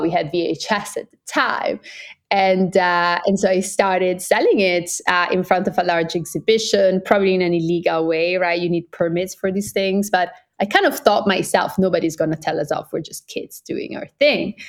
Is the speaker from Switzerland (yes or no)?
yes; Italian part of Switzerland, Ticino, Switzerland; moved away as an adult; also born or lived in Oxford; I'm Swiss Brazilian. I grew up in the Italian part of Switzerland.